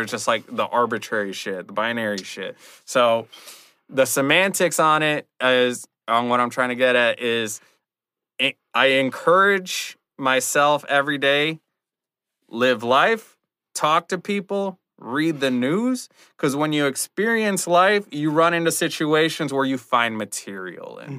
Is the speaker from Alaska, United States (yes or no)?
no; Rockford, Illinois, United States; also born or lived in Chicago; I did a show in my hometown of Rockford